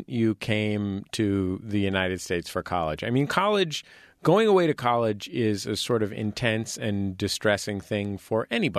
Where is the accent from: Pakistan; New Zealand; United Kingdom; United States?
Pakistan; Karachi, Sindh; the reason that you get to tell that joke isn't just, oh, I'm from Karachi, so I can tell this joke.